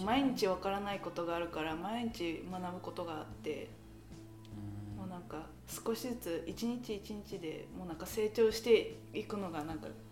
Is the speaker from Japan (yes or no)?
no; Thornhill, Ontario, Canada; also born or lived in Richmond Hill; 生まれ育ちはカナダです、うん、えー、カナダだけどあの生まれたのはリッチモンドヒルで育ったのはソンヒルで